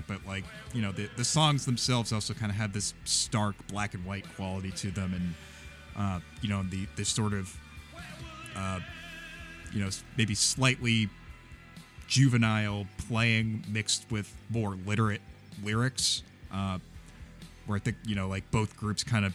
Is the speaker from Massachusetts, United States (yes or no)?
yes; Norwood, Massachusetts, United States; born or raised there; moved away